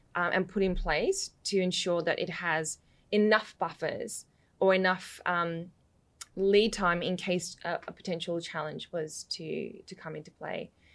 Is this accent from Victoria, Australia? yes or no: yes; Western Victoria, Australia; accent: mixed; also born or lived in London, United Kingdom; I moved to Australia when I was four and, um, lived out west